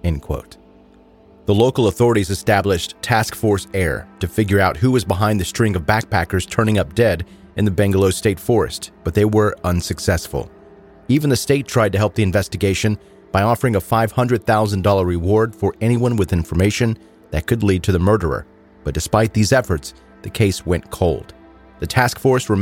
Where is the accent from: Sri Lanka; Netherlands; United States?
United States; I'm very American